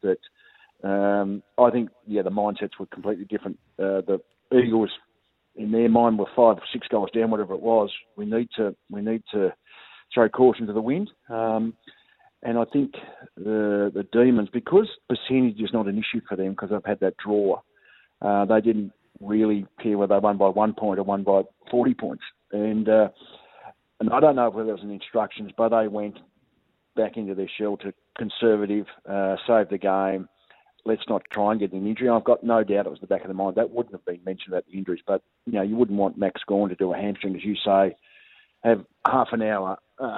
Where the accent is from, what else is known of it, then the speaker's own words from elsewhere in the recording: Hobart, Tasmania, Australia; moved away; I'm originally from Hobart